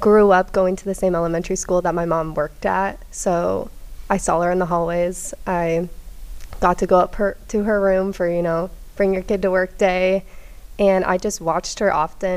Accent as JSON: {"language": "English", "town": "Olathe", "region": "Kansas", "country": "United States", "tie": "born or raised there", "said": "I grew up in Olathe, so not too far from here."}